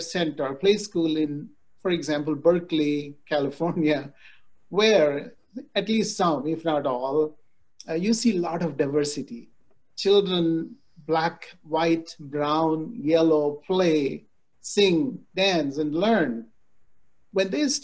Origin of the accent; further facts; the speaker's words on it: India; moved away; I grew up in India